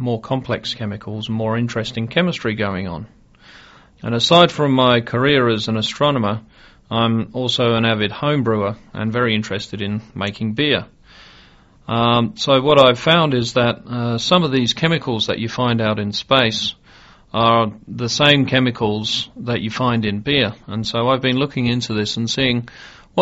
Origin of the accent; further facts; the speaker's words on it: Australia; I'm Australian